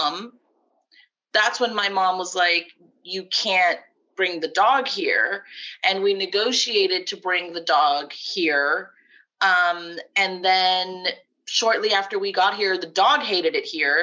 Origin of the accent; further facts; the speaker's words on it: South Florida, United States; moved away; we grew up in Florida